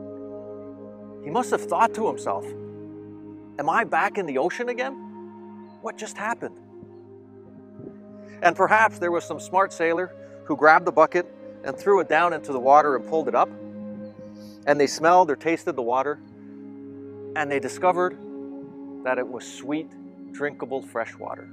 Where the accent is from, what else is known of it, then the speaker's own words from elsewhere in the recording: Toronto, Ontario, Canada; I'm from Toronto